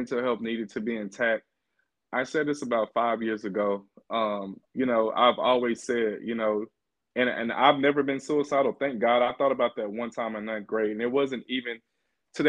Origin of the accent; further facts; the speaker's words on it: Bogalusa, Louisiana, United States; moved away as an adult; also born or lived in Baton Rouge, Louisiana; now in Seattle, United States; growing up in Louisiana